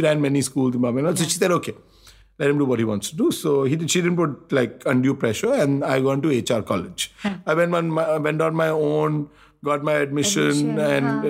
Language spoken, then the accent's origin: English; Mumbai, Maharashtra, India; also born or lived in Delhi; I did my schooling partly in Bombay, a little bit in Delhi. But yeah, I've been a Bombay person. So I grew up in Bandra on Parley Hill.